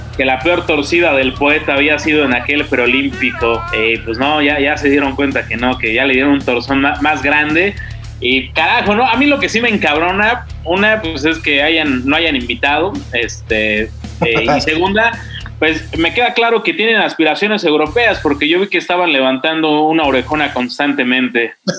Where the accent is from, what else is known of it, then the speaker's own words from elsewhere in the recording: Mexico; no todos los mexas somos iguales